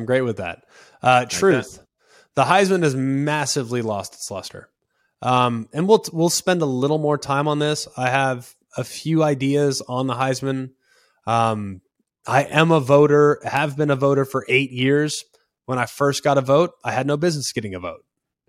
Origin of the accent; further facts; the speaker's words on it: Los Angeles, California, United States; also born or lived in Texas / Charlotte; I'm from Texas. My vote, I'm actually originally from Los Angeles, California. My vote is tied to the Atlantic in Charlotte, where I haven't lived in 5 years.